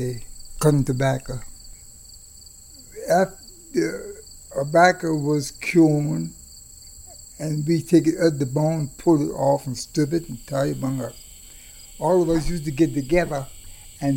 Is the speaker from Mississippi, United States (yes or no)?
no; Carroll County, Maryland, United States; I was born in Carroll County.